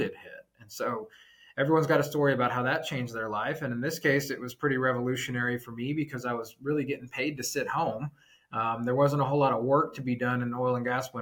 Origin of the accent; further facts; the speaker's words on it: Texas, United States; also born or lived in Washington, D.C. / Houston; Born and raised in Texas, went to A&M, lived abroad for a while, got a business degree out in DC, and then I wanted to move back home to Texas